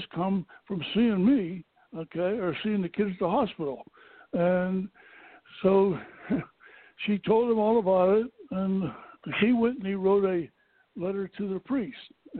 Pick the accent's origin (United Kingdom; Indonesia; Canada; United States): United States; Pittsburgh, Pennsylvania; I was born in Pittsburgh, Pennsylvania on June 11, 1929